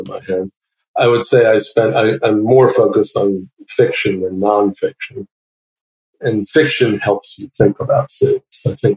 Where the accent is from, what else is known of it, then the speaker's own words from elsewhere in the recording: New York City, New York, United States; I grew up in Brooklyn, New York